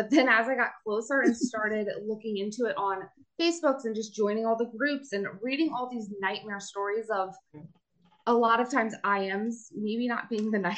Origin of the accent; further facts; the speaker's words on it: Pennsylvania, United States; I am from Pennsylvania